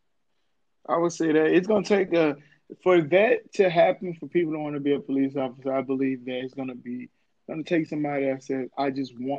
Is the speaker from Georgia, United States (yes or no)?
yes; Atlanta, Georgia, United States; also born or lived in New Orleans, Louisiana; I'm from New Orleans, Louisiana, grew up in Atlanta.